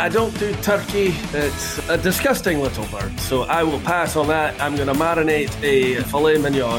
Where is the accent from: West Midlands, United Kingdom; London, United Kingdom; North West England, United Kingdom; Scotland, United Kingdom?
Scotland, United Kingdom; I'm the Scotsman